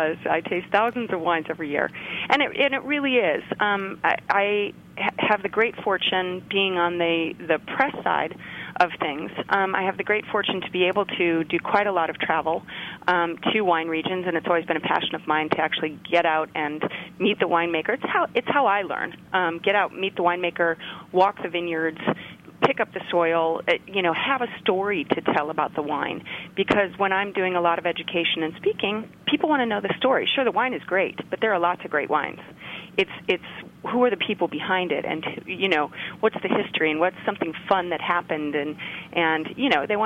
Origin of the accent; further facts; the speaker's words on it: Chicago, Illinois, United States; moved away as an adult; now in California, United States; I grew up in Chicago, and my father was an airline pilot